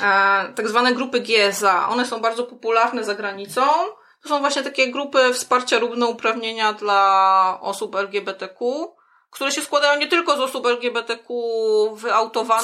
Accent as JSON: {"language": "Polish", "country": "United States", "accent": "American", "first_language": "English", "second_language": "Polish", "said": "I'm a native speaker of American English"}